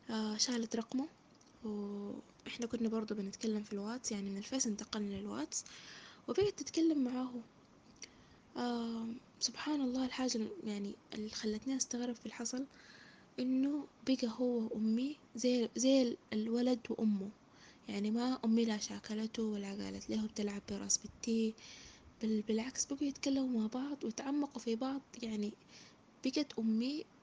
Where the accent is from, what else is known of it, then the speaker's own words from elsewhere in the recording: Saudi Arabia; born there; آه شهادة عربية آه من مواليد السعودية